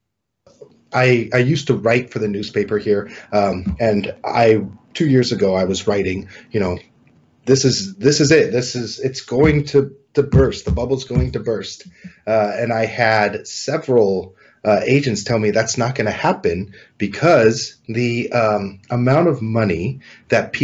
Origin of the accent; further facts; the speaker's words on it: California, United States; also born or lived in Colorado / China; I was born and raised here in California